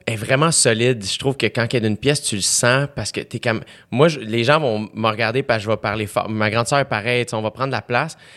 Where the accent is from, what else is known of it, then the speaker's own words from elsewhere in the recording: South Shore, Quebec, Canada; je viens de la Rive-Sud